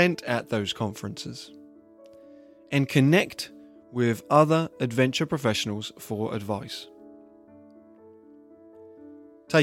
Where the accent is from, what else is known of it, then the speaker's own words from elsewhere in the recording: England, United Kingdom; moved away as an adult; now in United States; I am originally from England